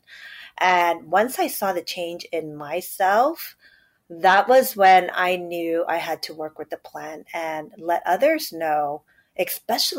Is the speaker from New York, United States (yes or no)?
yes; New York City, New York, United States; I am born and raised in New York City, first generation Chinese